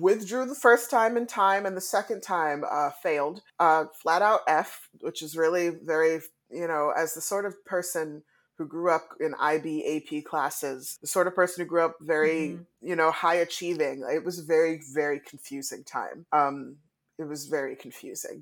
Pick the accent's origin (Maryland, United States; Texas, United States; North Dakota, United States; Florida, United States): Maryland, United States; DC metro area, Maryland side, United States; I was born and raised in the DC metro area on the Maryland side of the DMV